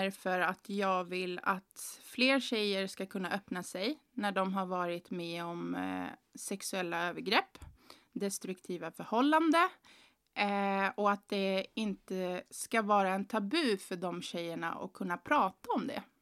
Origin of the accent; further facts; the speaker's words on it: Chile; Jag är väl också chilenare?